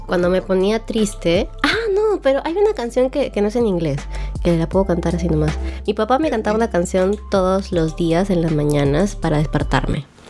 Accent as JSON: {"language": "Spanish", "region": "Cajamarca", "country": "Peru", "tie": "born or raised there", "moved": "yes", "lives_now": "Trujillo, Peru", "said": "Nací en Cajamarca, pero vivo en Trujillo ahorita"}